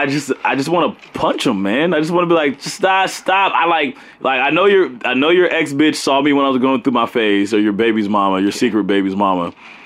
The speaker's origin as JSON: {"language": "English", "town": "Los Angeles", "region": "California", "country": "United States", "tie": "born or raised there", "said": "growing up in Leimert Park"}